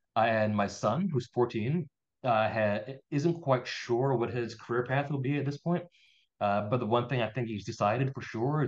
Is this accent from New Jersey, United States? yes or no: no; Philadelphia, Pennsylvania, United States; also born or lived in New Orleans, Louisiana; I was born in New Orleans, Louisiana. Oh, okay. So culturally, a lot of my culinary tastes and personality probably was formed based in New Orleans. But I mostly grew up in Philadelphia.